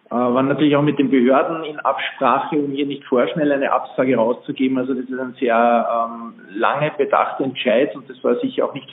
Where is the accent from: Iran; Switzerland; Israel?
Switzerland; es gibt beispielsweise eine Berechnung, die ich als Schweizer durchgeführt habe